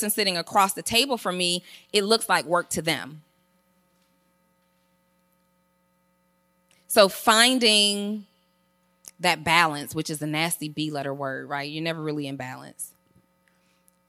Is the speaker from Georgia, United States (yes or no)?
yes; College Park, Georgia, United States; I'm from College Park, Georgia